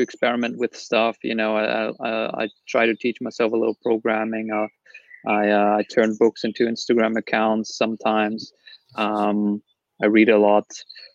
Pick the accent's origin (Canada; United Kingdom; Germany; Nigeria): Germany; I'm from Germany